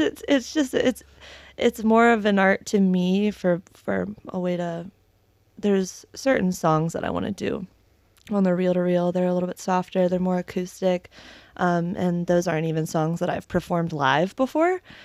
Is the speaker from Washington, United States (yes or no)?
no; Maryland, United States; moved away as an adult; also born or lived in Delray Beach, Florida; now in Jacksonville, United States; I'm from Maryland originally